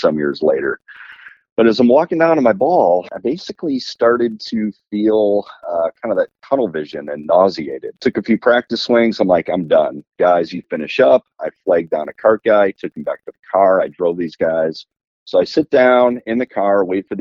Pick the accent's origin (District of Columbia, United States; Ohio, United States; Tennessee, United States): Tennessee, United States; Nashville; I'm from Nashville, Tennessee